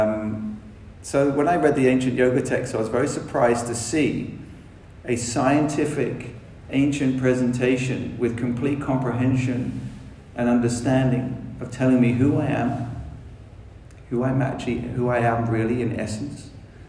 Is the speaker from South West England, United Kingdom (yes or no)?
yes; South West England, United Kingdom; accent: London; also born or lived in London; Obviously, you can tell I'm probably from England. I spent a lot of time in London, so I got a bit more of a London accent, although I grew up in Dorset as a teenager, which is a more country-fied, like English accent